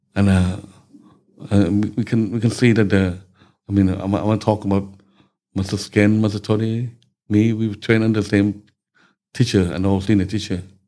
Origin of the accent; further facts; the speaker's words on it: Bangkok, Thailand; English is a second language; moved away as an adult; now in England; I was born in Bangkok